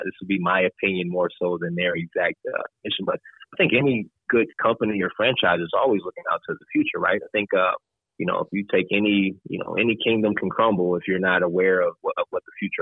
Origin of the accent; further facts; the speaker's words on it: Racine, Wisconsin, United States; now in Green Bay, United States; I grew up in Wisconsin, so southeast Wisconsin, from a city called Racine, which is about 30 minutes south of Milwaukee